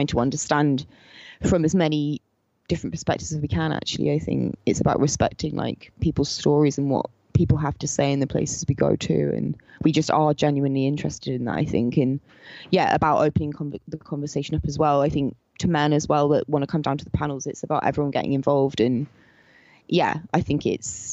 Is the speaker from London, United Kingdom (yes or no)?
no; Somerset, South West England, United Kingdom; we grew up in the English countryside in southwest England, in Somerset